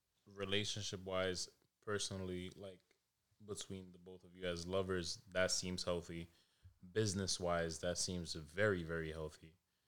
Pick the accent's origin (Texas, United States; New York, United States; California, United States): New York, United States; New York City; now in Providence, United States; I'm from Harlem. I'm from Washington Heights. Like, originally